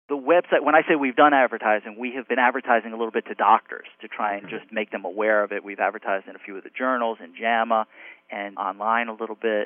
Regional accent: United States; moved away as an adult; now in Miami, United States; I grew up in New York, New Jersey area

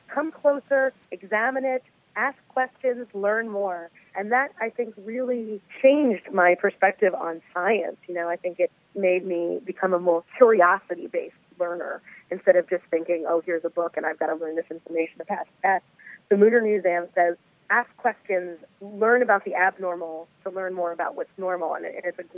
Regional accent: Philadelphia, Pennsylvania, United States; moved away as an adult; also born or lived in New York City; I grew up in Philadelphia, Philly born and raised

